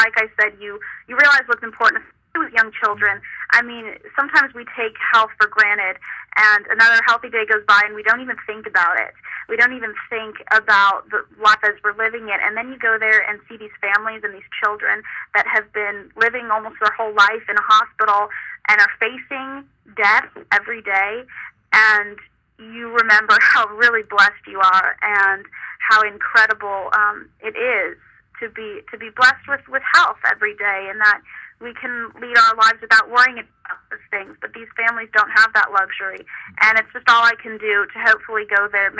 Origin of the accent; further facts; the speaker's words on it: Nebraska, United States; the county fair pageant in my hometown in Nebraska